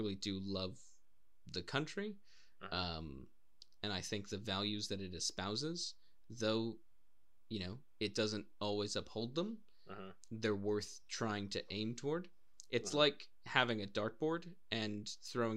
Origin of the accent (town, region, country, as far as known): United States; born or raised there; moved away as an adult; also born or lived in Wales; now in Cardiff, United Kingdom